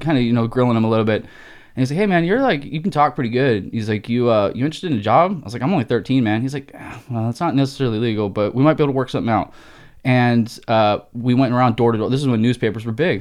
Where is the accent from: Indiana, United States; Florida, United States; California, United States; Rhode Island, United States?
California, United States; Rancho Cucamonga; moved away as an adult; also born or lived in Pennsylvania / Buena Park, California / Arizona; now in Phoenix, United States; my high school and teen years were kind of Rancho, Buena Park area out here in Southern California